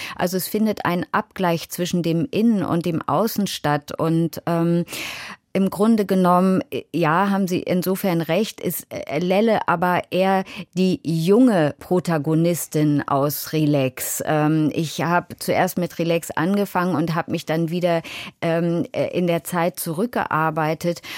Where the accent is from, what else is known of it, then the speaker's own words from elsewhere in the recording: Hanover, Lower Saxony, Germany; ich bin in Hannover aufgewachsen